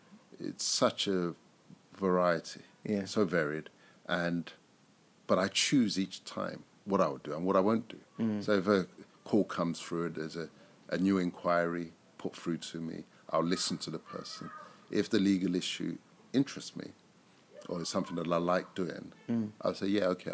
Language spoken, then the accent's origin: English; Nigeria